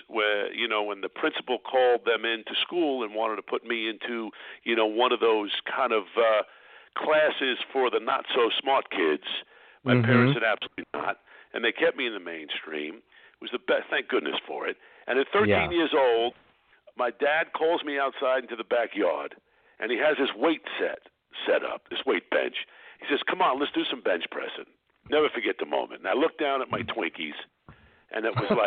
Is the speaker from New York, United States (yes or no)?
yes; New York City, New York, United States; now in Los Angeles, United States; I was born in Brooklyn, New York